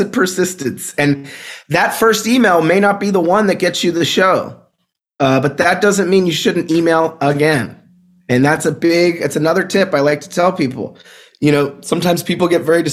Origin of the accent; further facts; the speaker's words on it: Pittsburgh, Pennsylvania, United States; also born or lived in Brooklyn, New York; now in Bay Area, United States; I grew up in Pittsburgh, Pennsylvania. I lived in Brooklyn, New York for over a decade.